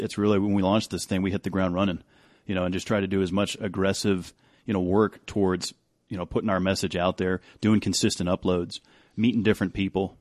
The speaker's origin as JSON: {"language": "English", "region": "New England", "country": "United States", "tie": "born or raised there", "moved": "as an adult", "lives_now": "Denver, United States", "said": "I'd lived in New England my whole life, hadn't seen anything west"}